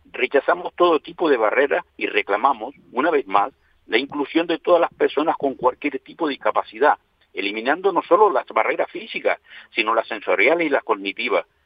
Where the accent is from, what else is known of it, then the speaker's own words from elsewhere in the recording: Canary Islands, Spain; Somos un 15% de la población. Tenemos legislados nuestros derechos y somos canarios como los demás.